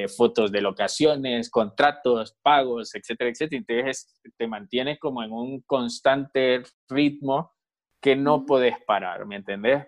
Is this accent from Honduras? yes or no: yes; Honduras; que tenemos como, como hondureños